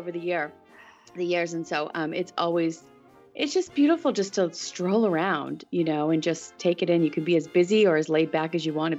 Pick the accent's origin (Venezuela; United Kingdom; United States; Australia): United States; New England; now in Florida, United States; I'm originally from the New England area, so I completely understand kind of crazy weather that one day's 80 and the next day's, you know, 30 and snowing.